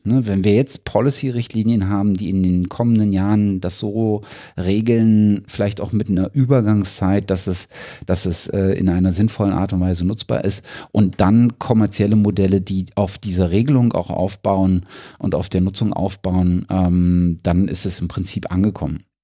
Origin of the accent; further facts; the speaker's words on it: Germany; als Deutscher